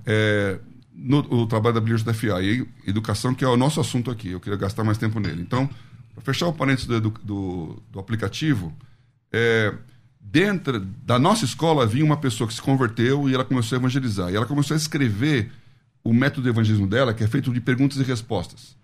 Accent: São Paulo, Brazil; eu nasci aqui em São Paulo.

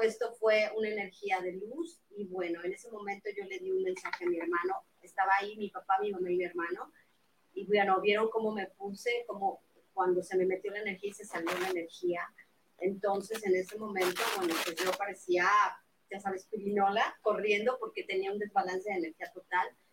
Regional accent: Mexico City, Mexico; soy de la Ciudad de México

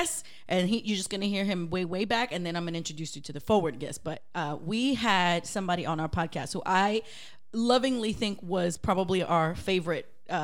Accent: New York City, New York, United States; I grew up in Brooklyn

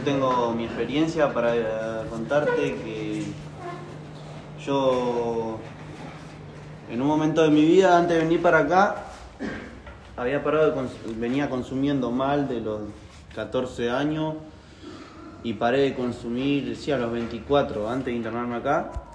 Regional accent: Carlos Casares, Buenos Aires Province, Argentina; abrí una mini empresa que era un delivery online de golosinas en mi pueblo, en Carlos Casares

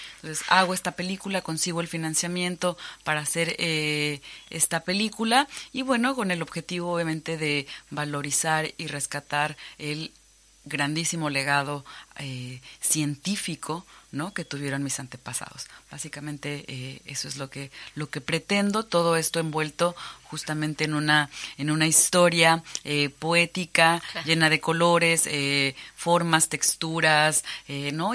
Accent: Cancún, Quintana Roo, Mexico; Yo soy originaria de Cancún, es una zona maya, ¿no? Crecí visitando estos sitios arqueológicos

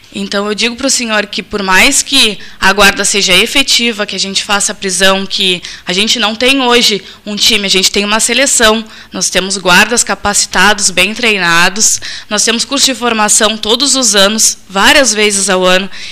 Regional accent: Pelotas, Rio Grande do Sul, Brazil; mas morei a vida inteira no Areal

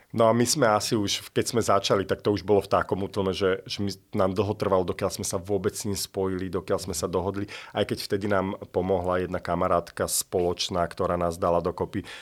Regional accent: Slovakia; now in London, United Kingdom; ja som zo Slovenska

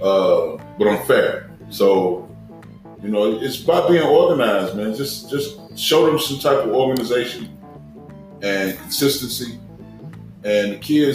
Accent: Chicago, Illinois, United States; I grew up in the Chicago public schools

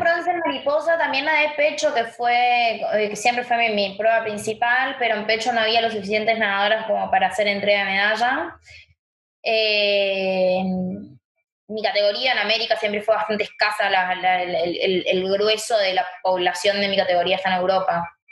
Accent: Chaco, Argentina; now in Buenos Aires, Argentina; mis viejos me trajeron acá a Buenos Aires, yo soy de Chaco

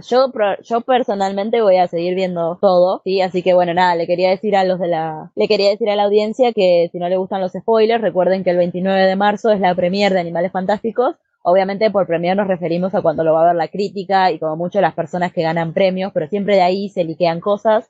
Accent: Argentina; en mi país, en Argentina

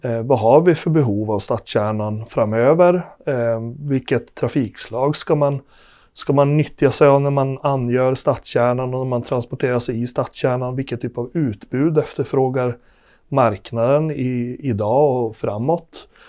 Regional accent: Arvidsjaur, Norrbotten County, Sweden; moved away as an adult; also born or lived in Luleå / Riksgränsen / Östergötland; now in Norrköping, Sweden; Kommer från Norrbotten. Född och uppvuxen i Arvidsjaur

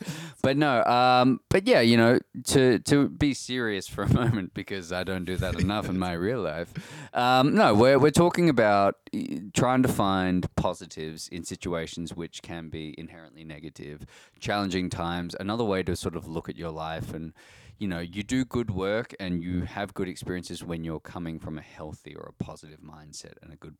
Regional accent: Australia; We're Australian too

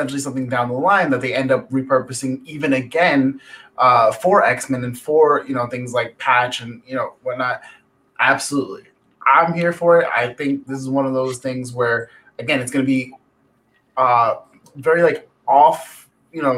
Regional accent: New York City, New York, United States; I'm from the Bronx

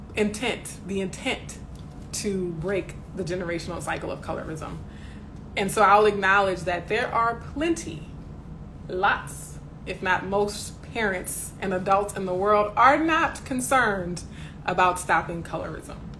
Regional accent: the South, United States; my neighborhoods growing up in the South

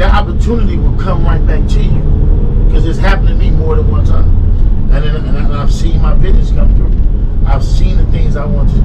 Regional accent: Los Angeles, California, United States; we're from Crenshaw.

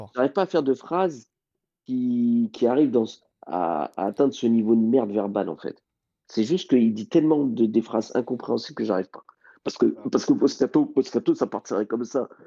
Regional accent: Mali; En tant que Malien

